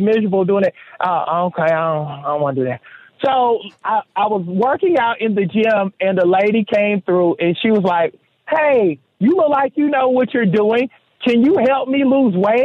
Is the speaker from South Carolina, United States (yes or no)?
yes; Seneca, South Carolina, United States; growing up in Seneca, South Carolina